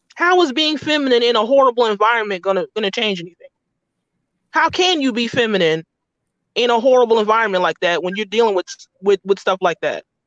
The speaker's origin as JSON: {"language": "English", "country": "United States", "said": "we're American, we have American passports"}